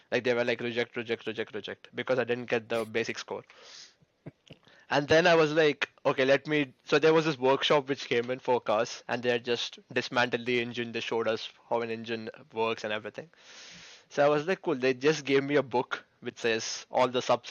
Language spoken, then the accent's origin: English; India; moved away as an adult; now in United Kingdom; Being Indian parents